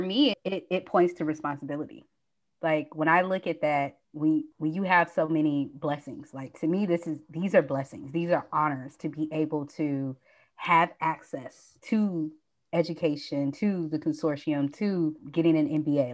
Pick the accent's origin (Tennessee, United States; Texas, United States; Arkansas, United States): Tennessee, United States; Nashville; also born or lived in Atlanta, Georgia; now in Los Angeles, United States; I'm from Nashville, Tennessee.